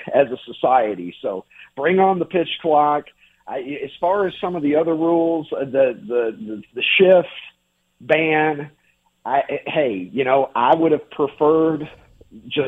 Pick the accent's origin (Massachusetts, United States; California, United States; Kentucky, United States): Kentucky, United States; I grew up in Kentucky. I had a very sheltered life